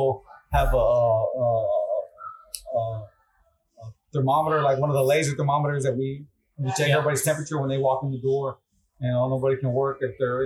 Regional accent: Dundee, Florida, United States; We both grew up in Haines City, actually in Dundee

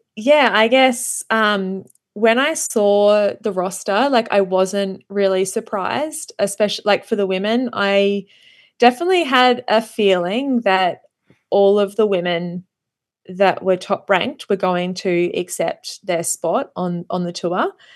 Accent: Australia; as an Australian being, living down here

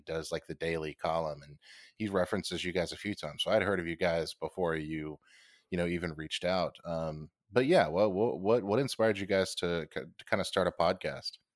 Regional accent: United States; I am an American

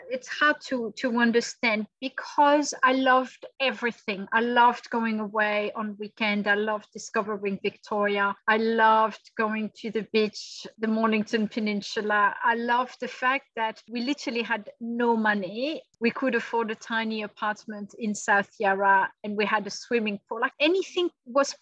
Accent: Bordeaux, Nouvelle-Aquitaine, France; English is a second language; moved away as an adult; also born or lived in London; now in Australia; I am from Bordeaux in France.

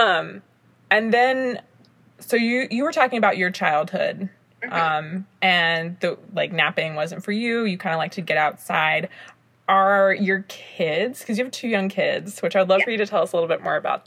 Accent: the South, United States; I'm from the South as well

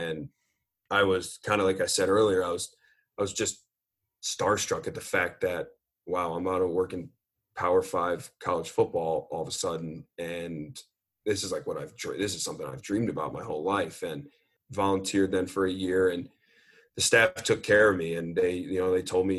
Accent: Midwest, United States; I was from the Midwest, and then I was out on the East Coast for college.

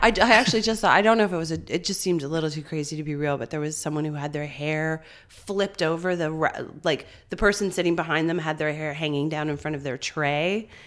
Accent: St. John's, Newfoundland and Labrador, Canada; moved away; I'm a townie meaning mm-hmm. I grew up in St. John's, the city

